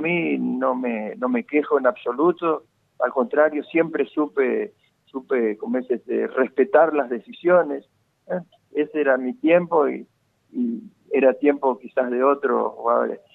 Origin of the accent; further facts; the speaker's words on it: Goya, Corrientes, Argentina; moved away; amigos allá de Goya, por de mi pueblo